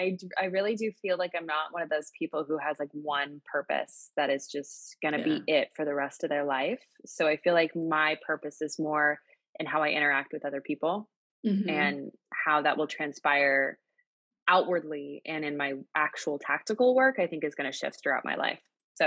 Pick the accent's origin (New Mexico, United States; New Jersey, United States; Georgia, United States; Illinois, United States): New Mexico, United States; Albuquerque; now in New York City, United States; Albuquerque, New Mexico.